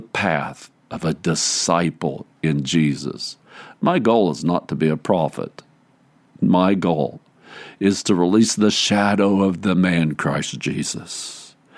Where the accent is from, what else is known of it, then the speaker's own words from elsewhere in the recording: Cowgill, Missouri, United States; I grew up in Cowgill. A Methodist kid